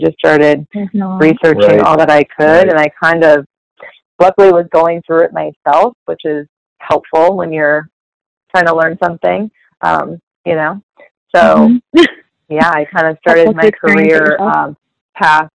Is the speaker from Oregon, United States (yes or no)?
no; Columbus, Ohio, United States; also born or lived in Athens, Ohio / Dayton, Ohio; I am from Columbus